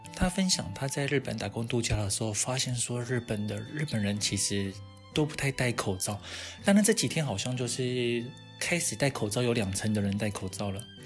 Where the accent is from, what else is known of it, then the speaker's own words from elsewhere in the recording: Taiwan; 我们台湾人的那一种